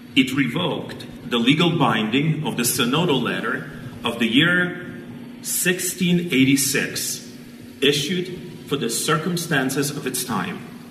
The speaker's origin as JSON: {"language": "English", "country": "Ukraine", "tie": "born or raised there", "moved": "yes", "lives_now": "United States", "said": "I was born in Soviet Ukraine about 50 years ago"}